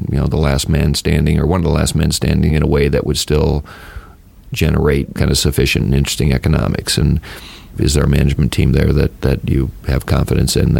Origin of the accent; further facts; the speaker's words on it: South Bend, Indiana, United States; I grew up in South Bend, Indiana in the 70s